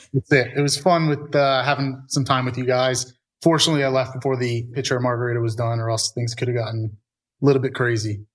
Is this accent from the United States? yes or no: yes; New York, United States; I'm a New Yorker here